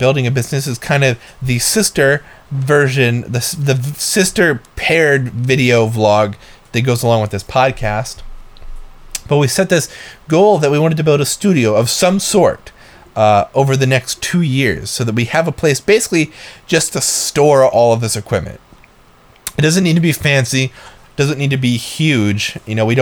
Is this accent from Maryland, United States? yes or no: no; Northeast Ohio, United States; moved away; We're from Northeast Ohio